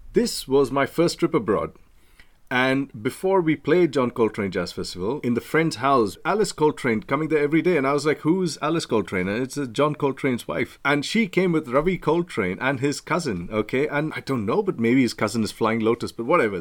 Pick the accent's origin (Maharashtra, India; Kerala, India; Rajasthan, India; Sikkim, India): Maharashtra, India; Mumbai; moved away as an adult; now in United Kingdom; I'm from Bombay.